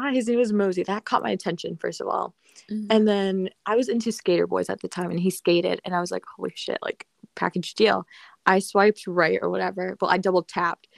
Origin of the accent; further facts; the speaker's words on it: Alexandria, Virginia, United States; I'm from Alexandria.